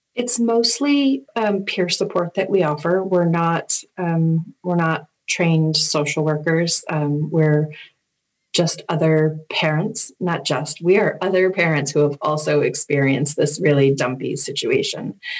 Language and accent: English; Agawam, Massachusetts, United States; also born or lived in West Springfield, Massachusetts; I grew up in Agawam, Massachusetts, and I'm very close to there now in West Springfield